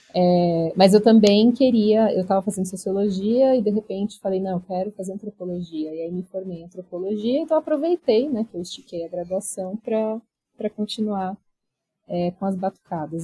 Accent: São Paulo, Brazil; also born or lived in Barão Geraldo, Campinas; Eu sou de São Paulo, então eu mudei para lá, fiquei seis anos morando em Barão Geraldo

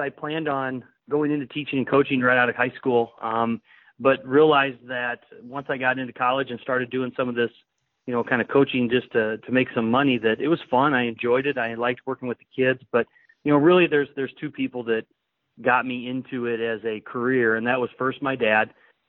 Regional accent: Algona, Iowa, United States; I grew up in Algona, Iowa, which is not too far from the Minnesota border up there

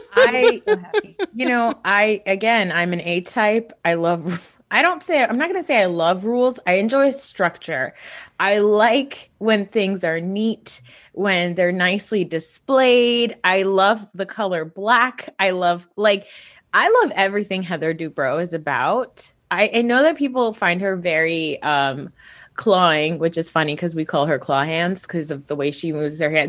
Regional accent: Northeast, United States; I'm from the Northeast

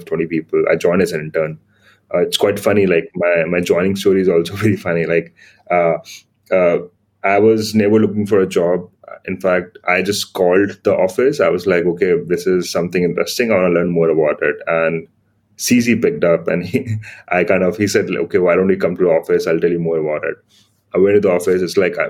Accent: Yamunanagar, Haryana, India; moved away as an adult; also born or lived in Chandigarh / Shanghai; kind of grew up in a very small city in India called Yamunanagar. It's like it's in Haryana

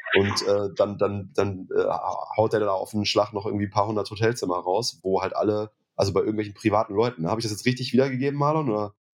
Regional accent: Münster, North Rhine-Westphalia, Germany; ich komme aus Münster

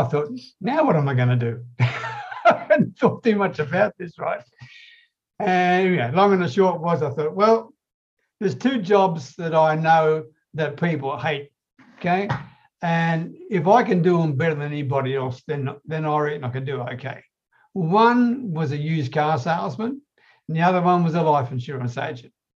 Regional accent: Australia; I'm an Aussie

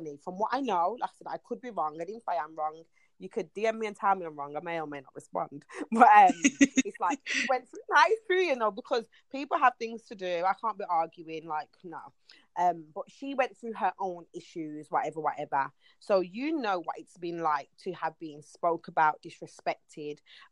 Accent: Birmingham, West Midlands, United Kingdom; We used to have the Birmingham Carnival, which was the thing that we saw, we went to, and then growing up, I wanted to be involved

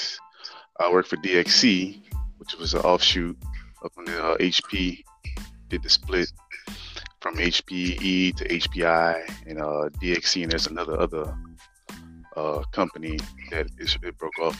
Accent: New Orleans, Louisiana, United States; now in Houston, United States; born and raised in New Orleans, Louisiana.

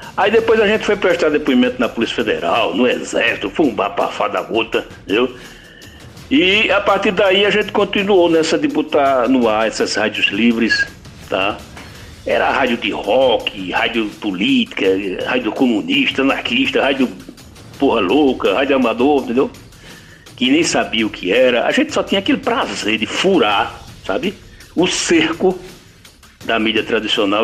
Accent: Timbaúba, Pernambuco, Brazil; lá na cidadezinha onde eu nasci, Timbaúba, zona da mata de Pernambuco. Eu tinha uns 16 anos

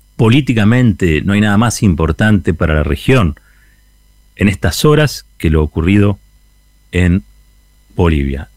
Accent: Argentina; el orgullo como argentinos

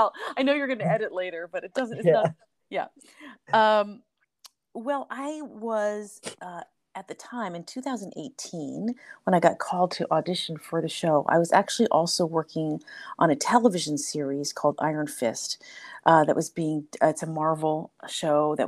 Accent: suburbs of New York City, United States; I grew up in the suburbs of New York City

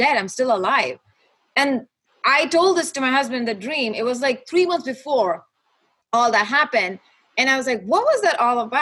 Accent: Kuwait; moved away as an adult; also born or lived in Dallas, United States; now in Los Angeles, United States; I was born and raised in Kuwait. And I moved from Kuwait to Dallas when my husband and I got married. And then we moved

